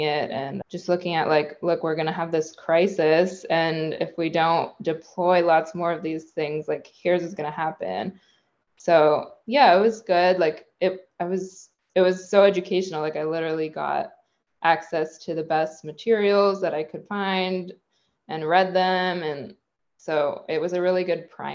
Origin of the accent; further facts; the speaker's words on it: Bay Area, California, United States; I'm from the Bay Area of California. And yeah, I grew up here